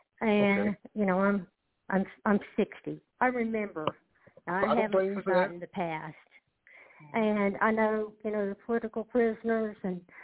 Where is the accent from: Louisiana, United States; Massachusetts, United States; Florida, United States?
Louisiana, United States; Hi. Yes. Excuse my accent. I'm from Louisiana.